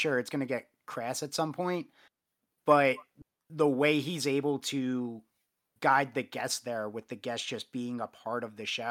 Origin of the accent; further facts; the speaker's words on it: Long Island, New York, United States; I grew up on Long Island outside of New York City.